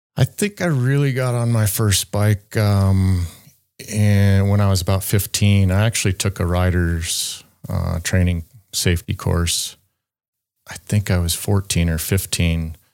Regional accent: Loveland, Colorado, United States; I'm from Loveland, Colorado, United States

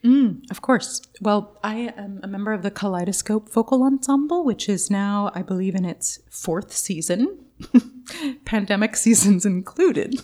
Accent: Oakland, California, United States; I grew up near the Big Lake in central Oakland, Lake Merritt

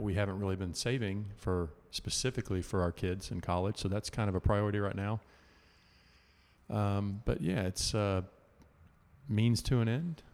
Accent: Houston, Texas, United States; growing up in Houston, a lot of pine trees

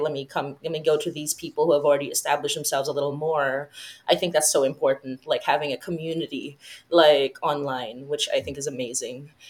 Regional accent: Philippines; I come from the Philippines, which is a Catholic

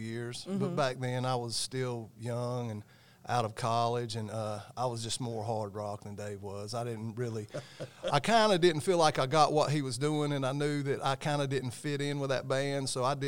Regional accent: Gastonia, North Carolina, United States; also born or lived in Cramerton, North Carolina; I was born in Gastonia, but I lived in Cramerton

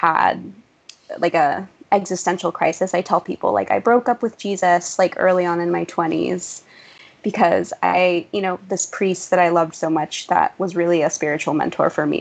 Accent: San Francisco Bay Area, California, United States; also born or lived in Mexico; now in New York, United States; I was born in Mexico, and I came to the U.S. when I was 11 months old with my parents. I grew up in the San Francisco Bay Area

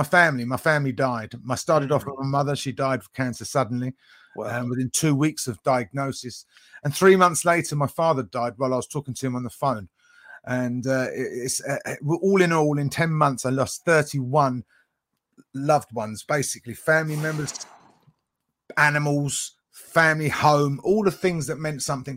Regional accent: United Kingdom; I'm from the UK, so near London, not far from London

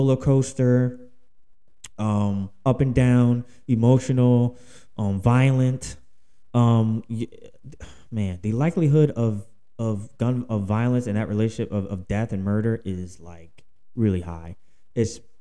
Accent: Philadelphia, Pennsylvania, United States; now in Houston, United States; I live in Houston, Texas. All right, but I'm from Philadelphia, Pennsylvania

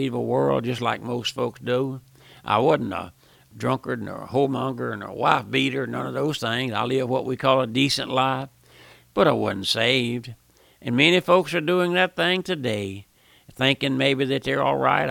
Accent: South Louisiana, United States; I was born and raised here in South Louisiana

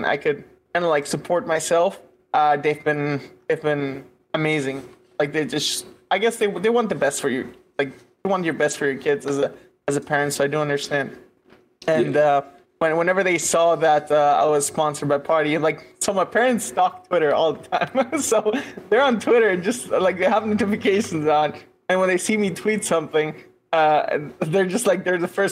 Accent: Caracas, Capital District, Venezuela; moved away as an adult; also born or lived in United States; now in Berlin, Germany; I was born in Venezuela and grew up in Venezuela for until I was 23

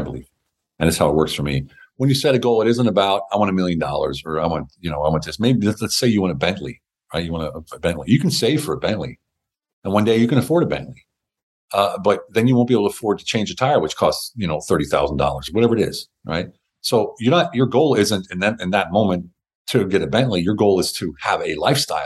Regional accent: United States; moved away; also born or lived in Berlin, Germany; I'm an American. I speak German.

